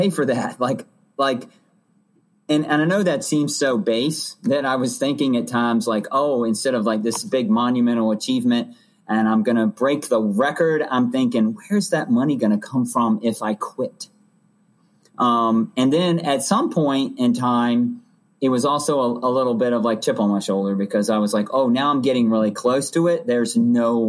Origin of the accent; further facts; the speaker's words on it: Hanover County, Virginia, United States; also born or lived in Roanoke, Virginia; we moved from Roanoke to I grew up in Hanover County